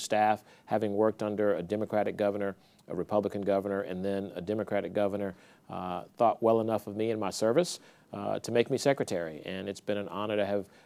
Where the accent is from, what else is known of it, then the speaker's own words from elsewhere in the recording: New Orleans, Louisiana, United States; moved away as an adult; now in Lafayette, United States; I'm originally from New Orleans, but I moved there from there in 1987 to go to USL